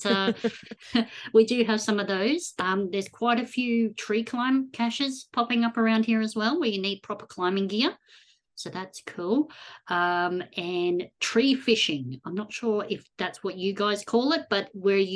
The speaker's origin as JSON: {"language": "English", "country": "Australia", "tie": "born or raised there", "said": "growing up in Australia"}